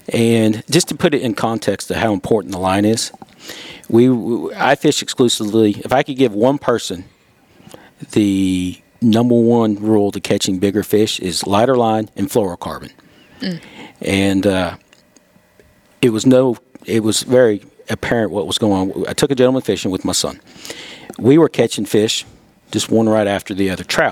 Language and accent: English; Johnson City, Tennessee, United States; I grew up in Johnson City. I'm a local boy.